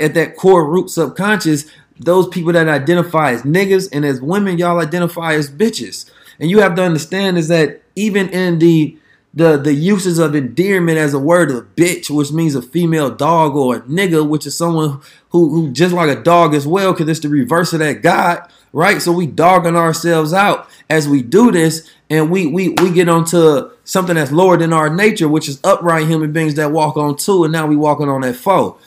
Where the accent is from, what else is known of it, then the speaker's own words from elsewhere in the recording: Oakland, California, United States; I'm from Oakland, man, the city again.